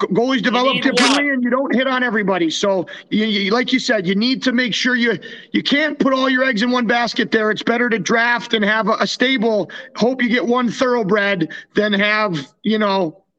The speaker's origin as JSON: {"language": "English", "town": "Buffalo", "region": "New York", "country": "United States", "tie": "born or raised there", "said": "So, of course, in my hometown"}